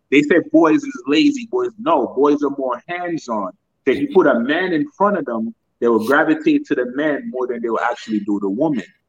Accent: Jamaica; now in United States; growing up in Jamaica

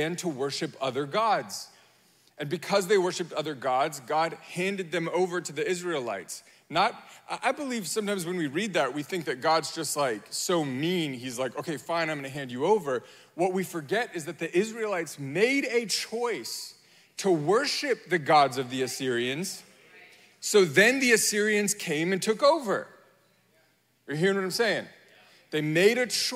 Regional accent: United States; I am American

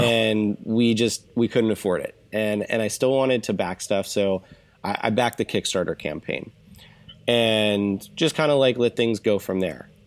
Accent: Orange County, California, United States; I moved out here to Orange County, California when I was about one

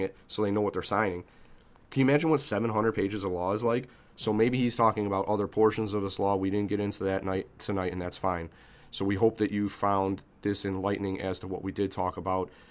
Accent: Chicago, Illinois, United States; I'm an Irish kid from the South Side whose father was an, was an immigrant

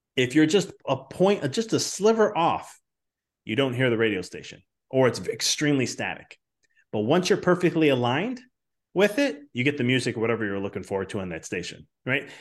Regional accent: Chicago, Illinois, United States; moved away as an adult; now in Knoxville, United States; I'm from Chicago

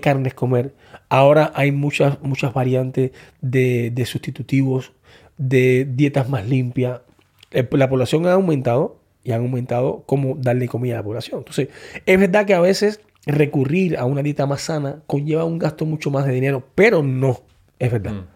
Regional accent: Cuba; moved away as an adult; Yo salí de Cuba con 19 años

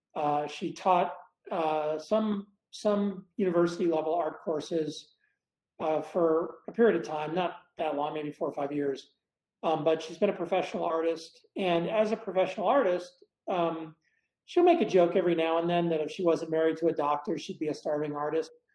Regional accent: Dallas, Texas, United States; moved away as an adult; also born or lived in Blytheville, Arkansas / Boston, Massachusetts; now in Boulder, United States; from age three forward, I grew up in Dallas

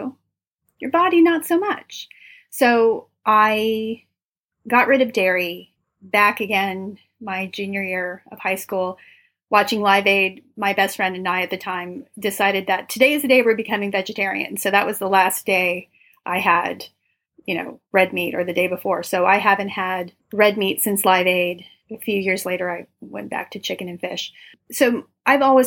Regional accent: Los Angeles, California, United States; I'm from Los Angeles

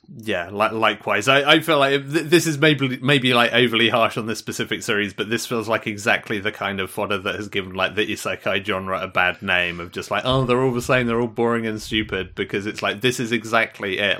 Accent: United Kingdom; as a Brit

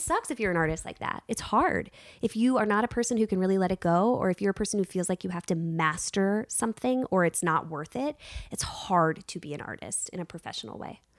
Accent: Virginia, United States; moved away; I was raised in Virginia

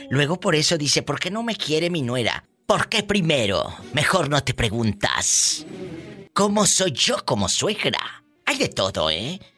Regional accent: Apatzingán, Michoacán, Mexico; De allí, de un lado de Apaxingán

